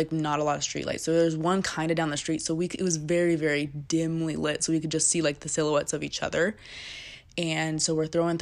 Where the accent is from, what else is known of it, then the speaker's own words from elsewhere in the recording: Northern California, United States; moved away; we're from Northern California, and our extended family still lives there